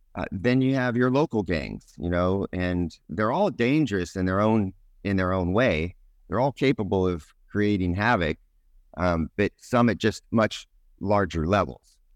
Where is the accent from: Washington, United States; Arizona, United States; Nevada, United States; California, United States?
California, United States; I grew up in California, um, Northern California initially, and then moved to Southern California